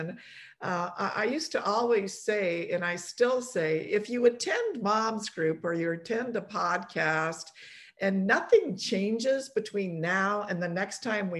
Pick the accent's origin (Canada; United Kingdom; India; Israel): Canada; also born or lived in Poland; I was born in Poland and came to Canada as an immigrant family, and I was only 2 years old